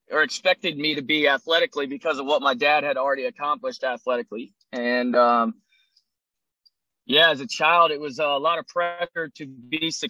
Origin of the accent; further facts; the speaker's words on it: Louisiana, United States; Man, I'm a I'm originally from Louisiana, I guess. If you want to say where I spent the most time in, I guess my growing up years or whatever.